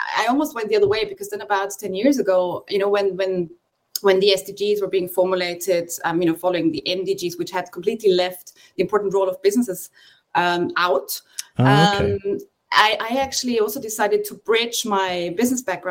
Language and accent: English; Austria; also born or lived in Australia / Bangkok; I'm from Austria